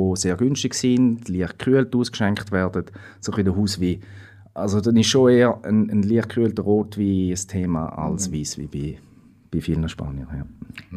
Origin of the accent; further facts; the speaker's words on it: Switzerland; bei uns in der Schweiz